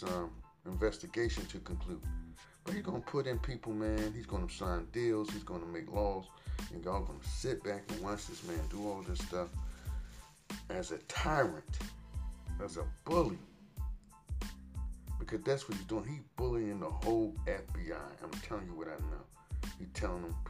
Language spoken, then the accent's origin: English; Trenton, New Jersey, United States; moved away; my hometown, my home, Trenton, New Jersey